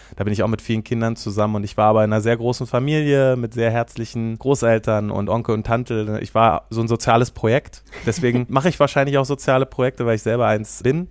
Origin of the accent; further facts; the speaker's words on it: Wernigerode, Saxony-Anhalt, Germany; now in Kassel, Germany; Ich komme ja ursprünglich aus Ostdeutschland. Ich bin in Wernigerode am Harz geboren.